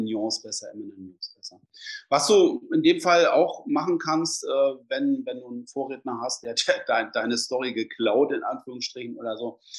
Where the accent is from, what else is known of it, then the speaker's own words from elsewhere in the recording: Braunschweig, Lower Saxony, Germany; bin ja aus Braunschweig